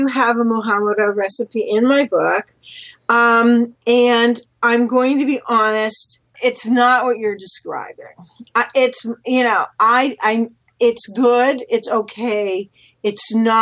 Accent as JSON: {"language": "English", "region": "East Coast", "country": "United States", "moved": "yes", "said": "I'm from the East Coast"}